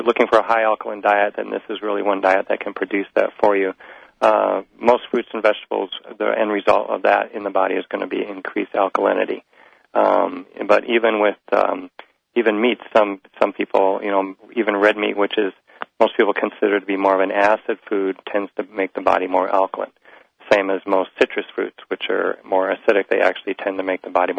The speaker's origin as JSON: {"language": "English", "region": "Midwest", "country": "United States", "said": "I'm just from the Midwest"}